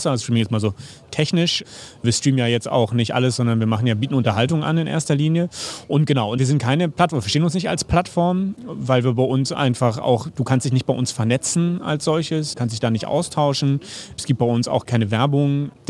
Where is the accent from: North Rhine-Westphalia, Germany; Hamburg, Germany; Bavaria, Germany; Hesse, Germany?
Hamburg, Germany; now in Berlin, Germany; ich bin Hamburger, bin jetzt in Berlin und habe auch diese Rivalität der Städte sozusagen mitgemacht.